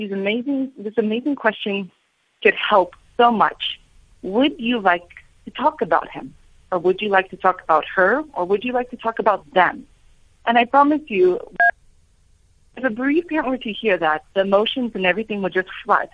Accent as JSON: {"language": "English", "country": "United States", "accent": "American", "said": "my American accent"}